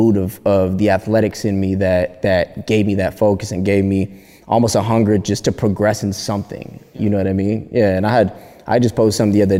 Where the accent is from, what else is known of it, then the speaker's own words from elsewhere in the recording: Palmdale, California, United States; moved away as an adult; also born or lived in Burbank, California; now in Los Angeles, United States; I grew up east side of Palmdale. East side of Palmdale, California. I was born in Burbank